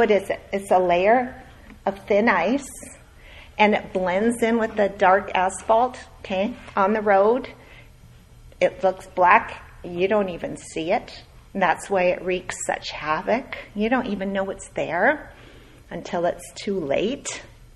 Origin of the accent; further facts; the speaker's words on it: Minnesota, United States; born there; moved away; also born or lived in Edmonton, California, United States / Ontario, California, United States; I grew up in cold country. Okay, I was born in Minnesota. We lived there. We moved to Edmonton, Alberta, 40 below, typically. And then we moved to Ontario, Canada.